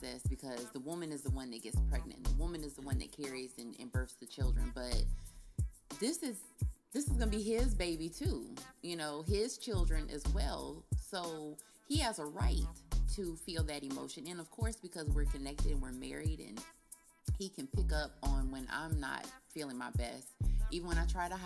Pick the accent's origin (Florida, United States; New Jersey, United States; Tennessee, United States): Florida, United States; Cocoa; I'm from Coco